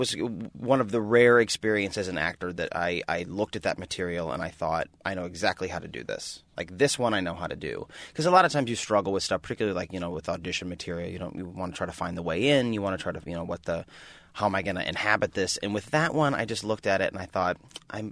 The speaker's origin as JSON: {"language": "English", "region": "Nebraska", "country": "United States", "tie": "born or raised there", "also_born_or_lived": "New York", "moved": "as an adult", "said": "I moved from Nebraska to go to New York because I had this passion to, you know, to be on Broadway"}